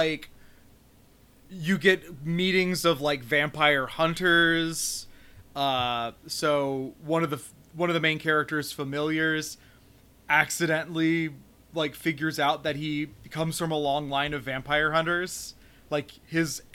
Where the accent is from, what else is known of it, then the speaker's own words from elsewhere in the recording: United States; as an American